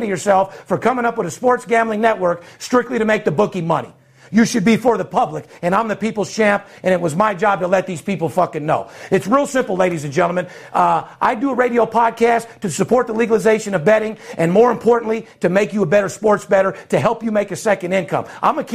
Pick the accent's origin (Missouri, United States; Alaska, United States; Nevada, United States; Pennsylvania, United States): Nevada, United States; Las Vegas; fourth generation, born and raised in Las Vegas